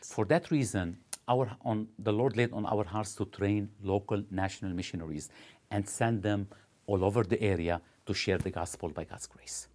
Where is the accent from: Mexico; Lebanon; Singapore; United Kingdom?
Lebanon; moved away as an adult; now in Ottawa, Canada; originally, uh, from Lebanon, uh, grew up in Lebanon.